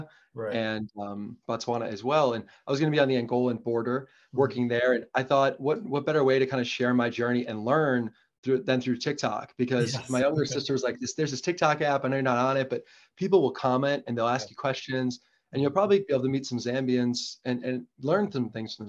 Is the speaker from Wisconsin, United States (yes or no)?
yes; Kohler, Wisconsin, United States; I grew up in Wisconsin